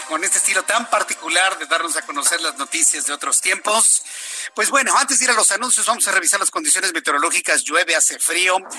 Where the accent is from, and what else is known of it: Mexico